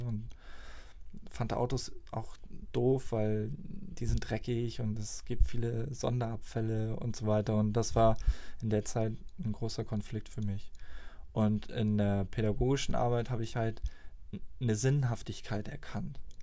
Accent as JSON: {"language": "German", "area": "near Flensburg", "region": "Schleswig-Holstein", "country": "Germany", "tie": "born or raised there", "moved": "yes", "said": "komme aus der Nähe von Flensburg, bin dort auf dem Dorf groß geworden. Fast 20 Jahre habe ich dort gelebt"}